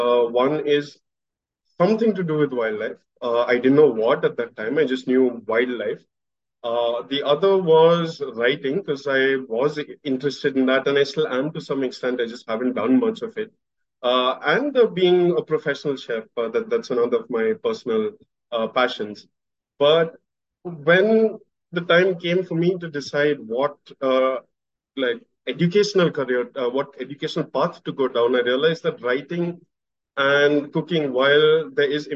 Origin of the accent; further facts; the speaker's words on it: Pune, Maharashtra, India; I was born and brought up in Pune